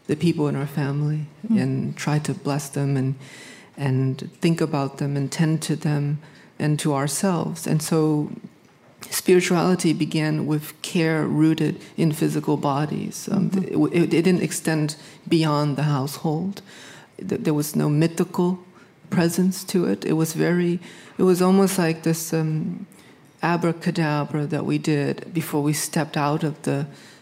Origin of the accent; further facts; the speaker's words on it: Hartford, Connecticut, United States; I grew up in Hartford, a predominantly black and brown neighborhood